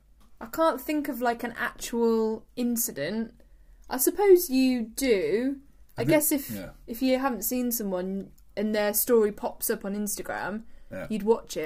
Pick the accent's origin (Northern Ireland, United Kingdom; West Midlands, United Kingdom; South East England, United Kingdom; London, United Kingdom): West Midlands, United Kingdom; Coventry; because I'm from Coventry, and we say bold.